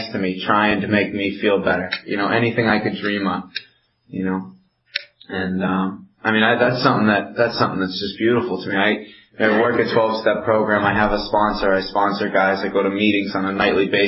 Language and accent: English; Amherst, Massachusetts, United States; also born or lived in Belchertown, Massachusetts; I grew up in Amherst, Mass. That's where I'm from. Well, I'm from Belchertown. It's right next to Amherst